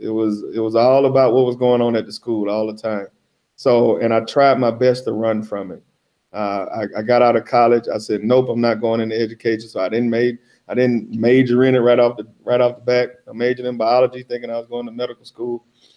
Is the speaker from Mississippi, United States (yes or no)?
yes; Mississippi, United States; now in Minnesota, United States; I grew up in Mississippi and my whole family is educated.